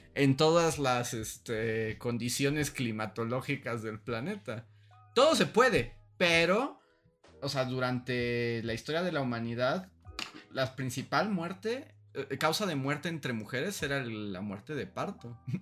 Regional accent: Mexico City, Mexico; justo cuando yo nací, cayó una tormenta en la Ciudad de México

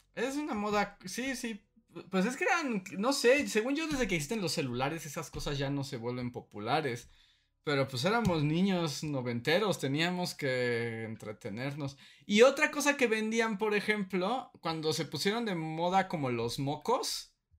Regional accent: Veracruz, Mexico; cuando era niño y en Veracruz

